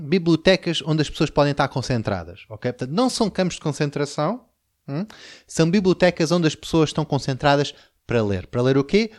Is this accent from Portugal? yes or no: yes; Portugal